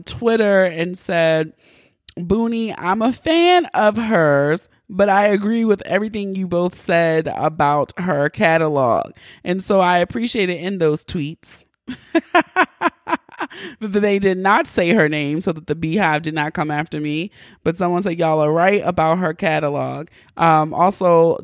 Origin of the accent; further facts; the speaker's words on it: Baltimore, Maryland, United States; I'm from Baltimore